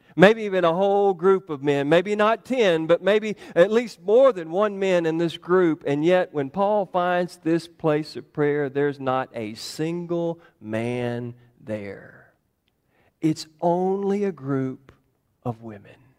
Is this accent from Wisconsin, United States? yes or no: no; New York, United States; when people hear me talk, they immediately recognized that I'm from New York